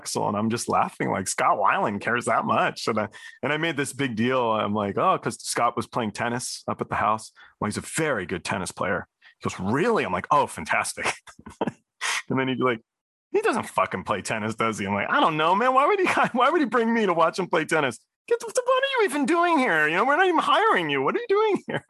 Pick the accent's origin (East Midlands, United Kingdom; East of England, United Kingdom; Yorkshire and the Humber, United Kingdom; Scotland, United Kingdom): East of England, United Kingdom; Cambridge; moved away; I was born in Cambridge, England